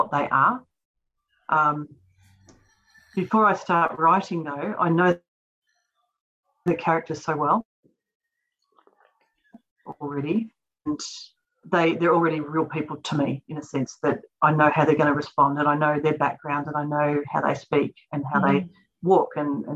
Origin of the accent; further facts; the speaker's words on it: Australia; I grew up in Australia, in rural Australia